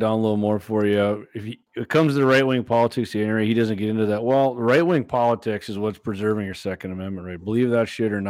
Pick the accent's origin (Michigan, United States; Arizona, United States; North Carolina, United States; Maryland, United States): Arizona, United States; So you know when you're a single mom in Arizona, we all had guns because we're from Arizona.